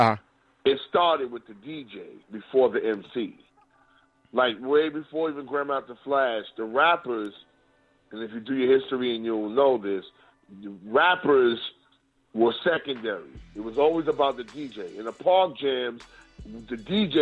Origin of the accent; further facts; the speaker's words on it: New York, United States; I'm from New York